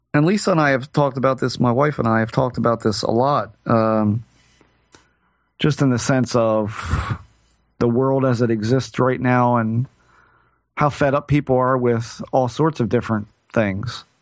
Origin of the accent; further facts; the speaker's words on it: United States; I'm still an American